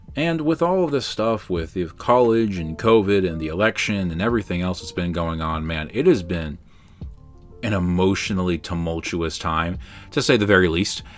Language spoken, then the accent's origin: English; Baltimore, Maryland, United States; I'm from Baltimore City